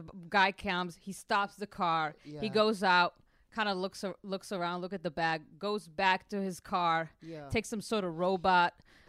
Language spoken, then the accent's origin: English; Tel Aviv, Tel Aviv District, Israel; moved away as an adult; now in United States; Grew up, born and raised in Tel Aviv.